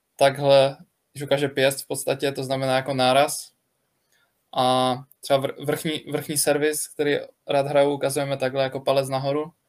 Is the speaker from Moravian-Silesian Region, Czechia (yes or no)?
yes; Ostrava, Moravian-Silesian Region, Czechia; jsem Ostravák a faním baníku